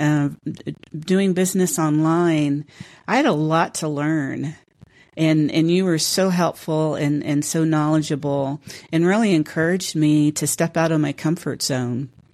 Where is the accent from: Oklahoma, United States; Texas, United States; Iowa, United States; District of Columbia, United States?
Texas, United States; Houston; now in San Antonio, United States; native Houstonian